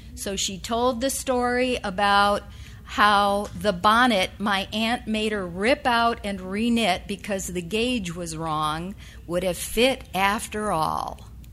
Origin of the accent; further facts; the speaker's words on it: upstate New York, United States; the place where I was born in upstate rural New York